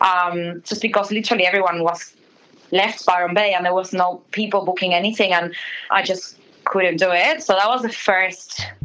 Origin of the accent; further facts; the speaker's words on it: Buenos Aires, Argentina; moved away as an adult; now in Australia; I'm from Buenos Aires City